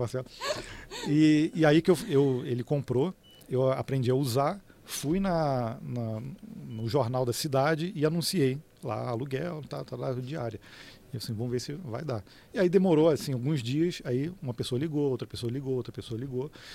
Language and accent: Portuguese; Petrópolis, Rio de Janeiro, Brazil; eu sou de Petrópolis, né, no Rio de Janeiro